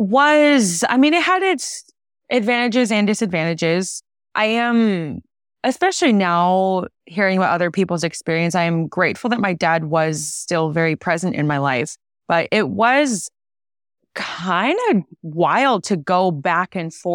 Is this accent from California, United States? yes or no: yes; California, United States; And so we grew up in California, the Bay Area.